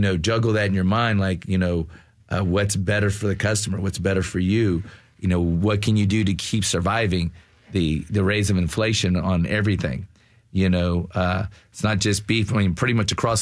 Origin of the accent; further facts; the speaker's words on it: the South, United States; growing up in the South, being white